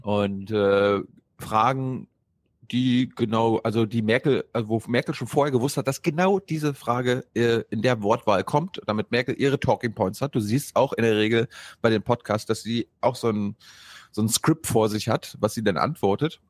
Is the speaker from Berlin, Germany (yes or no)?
yes; Berlin, Germany; als Berliner